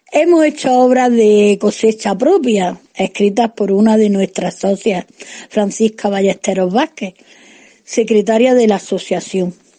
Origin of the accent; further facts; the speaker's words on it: Jun, Andalusia, Spain; Cuando me vine al pueblo de Jun del cual ya era